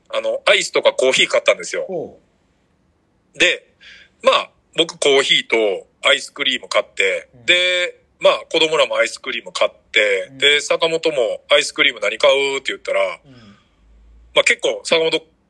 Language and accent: Japanese; Ise, Mie, Japan; moved away; 高校、まあ、僕伊勢工業っていう高校出身なんですけど